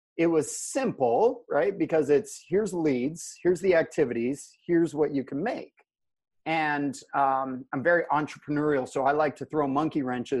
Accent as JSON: {"language": "English", "region": "Alaska", "country": "United States", "tie": "born or raised there", "said": "I'm from Alaska. I'm born and raised up here."}